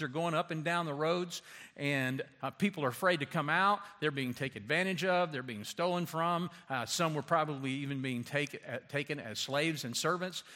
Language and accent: English; Louisiana, United States; I grew up in Louisiana, like on a s, snake farm practically.